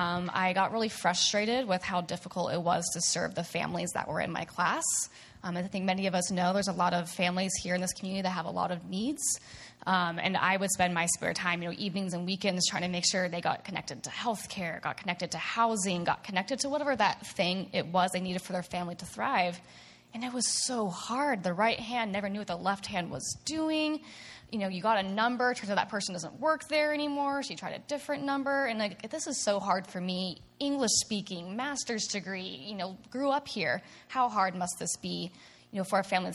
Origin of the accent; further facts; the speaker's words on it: Snohomish County, Washington, United States; also born or lived in Edmonds; I grew up in this in Snohomish County